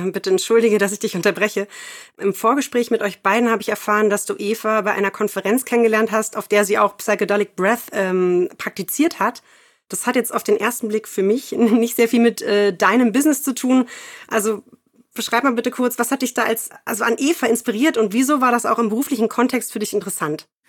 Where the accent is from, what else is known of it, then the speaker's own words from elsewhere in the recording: Berlin, Germany; ich komme ja auch aus Berlin